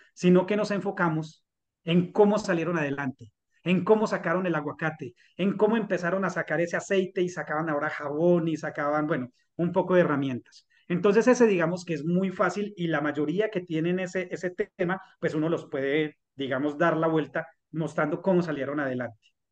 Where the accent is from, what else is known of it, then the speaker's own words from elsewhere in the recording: Colombia; nos merecemos como colombianos